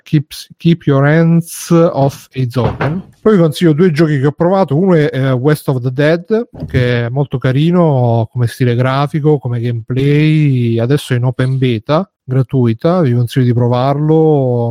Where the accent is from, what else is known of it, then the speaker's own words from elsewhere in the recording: Italy; sono italiano